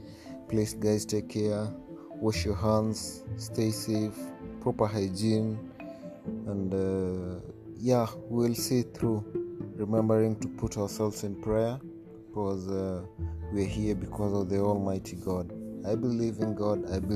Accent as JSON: {"language": "English", "region": "Nairobi", "country": "Kenya", "said": "And I'm from Africa, Kenya, East Africa, Nairobi."}